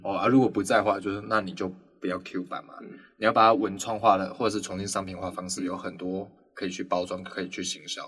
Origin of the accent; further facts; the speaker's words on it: Tainan, Taiwan; 因为我我台南人啊